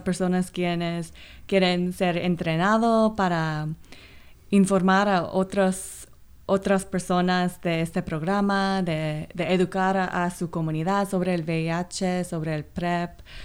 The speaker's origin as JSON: {"language": "Spanish", "town": "Los Angeles", "region": "California", "country": "United States", "tie": "born or raised there", "second_language": "Spanish", "said": "yo soy de Los Ángeles donde hay muchos inmigrantes, entonces yo crecí con, con muchas comunidades minoritarias"}